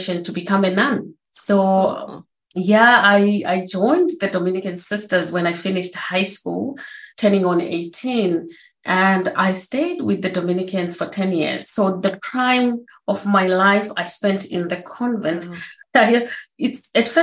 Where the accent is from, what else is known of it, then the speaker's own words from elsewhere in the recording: Zimbabwe; moved away; I was born in Zimbabwe, as you said, on a family. We had 8 siblings, so 7 girls, 1 boy